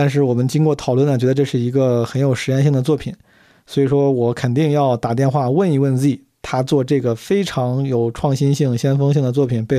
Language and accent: Chinese; Henan, China; accent: Henan accent; 我竟然还有靠自己的河南口音来赢得尊重的这一天